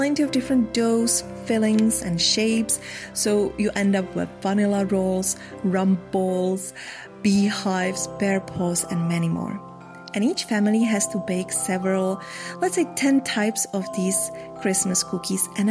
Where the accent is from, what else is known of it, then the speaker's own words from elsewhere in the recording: Czechia; now in Belgium; I'm from the Czech Republic, now living in Belgium.